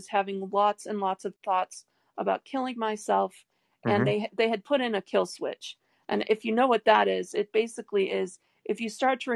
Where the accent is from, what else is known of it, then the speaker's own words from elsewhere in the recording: Detroit, Michigan, United States; moved away; what I grew up with in Detroit